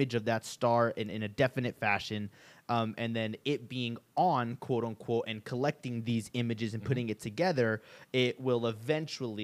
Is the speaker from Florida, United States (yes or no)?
no; Del Rio, Texas, United States; my hometown in Del Rio, Texas